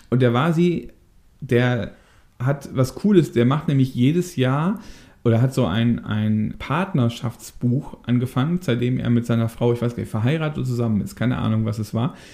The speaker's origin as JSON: {"language": "German", "town": "Daaden", "region": "Rhineland-Palatinate", "country": "Germany", "said": "Wir kommen ja aus der ähnlichen Ecke, ne? Du kommst ja aus Wissen, ich komme ja aus Daden."}